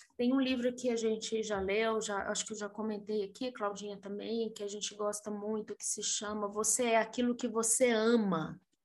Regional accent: Brazil

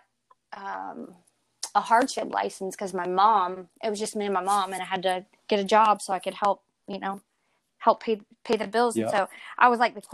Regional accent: College Station, Texas, United States; moved away as an adult; now in Plant City, United States; I pretty much grew up with my mom growing up in College Station

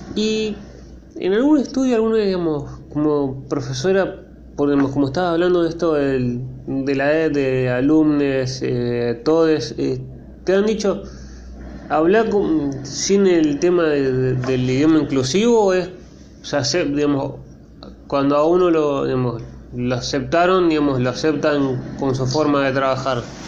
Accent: Argentina; como argentino

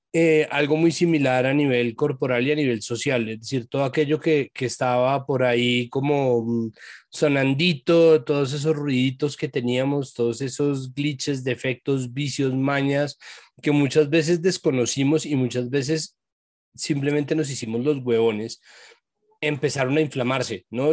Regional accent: Colombia

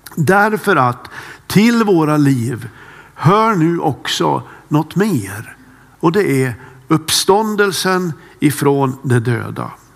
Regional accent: Kramfors, Västernorrland County, Sweden; moved away; Jag har en äldre bror som bor kvar hemma i Kramfors

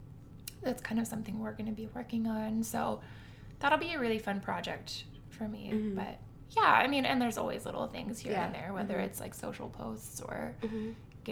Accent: Columbus, Ohio, United States; moved away as an adult; now in Cleveland, United States; I am originally from Columbus

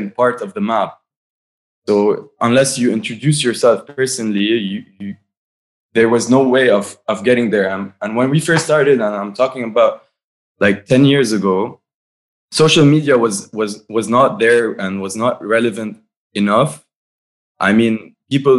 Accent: Byblos, Keserwan-Jbeil, Lebanon; moved away as an adult; now in Beirut, Lebanon; We're all from Byblos.

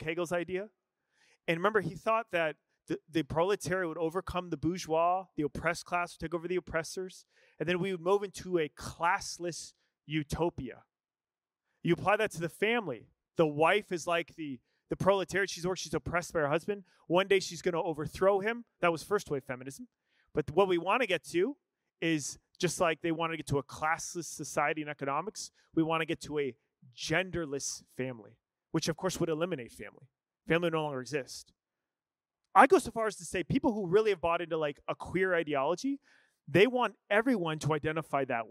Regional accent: Scottsdale, Arizona, United States; I'm mostly Irish. I grew up in Scottsdale, Arizona

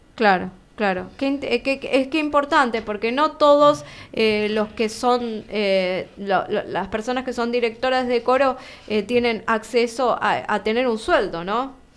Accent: Almirante Brown, Buenos Aires Province, Argentina; yo soy de Almirante Brown

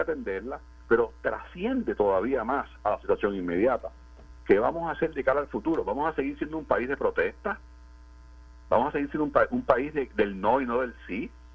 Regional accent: Puerto Rico; nuestra capacidad como puertorriqueños, como pueblo

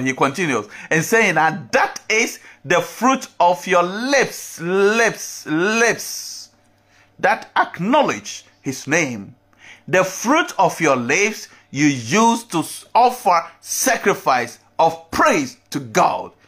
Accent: Ghana; As me, as a Ghanaian, have my culture

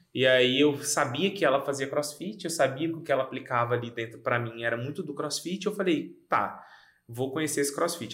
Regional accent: Goiânia, Goiás, Brazil; moved away as an adult; now in Rio Grande do Sul, Brazil; eu sou nascido em Goiânia, é, tenho 33 anos é, e mora aqui no Rio Grande do Sul tem nove anos

